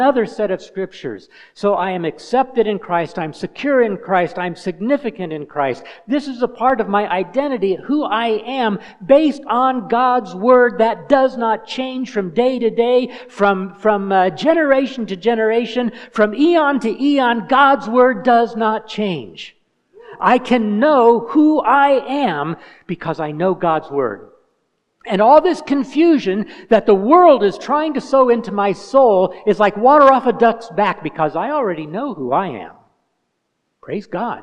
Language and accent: English; Indiana, United States; moved away as an adult; now in Kenya; I'm an American. I'm from Hoosierland, from Indiana.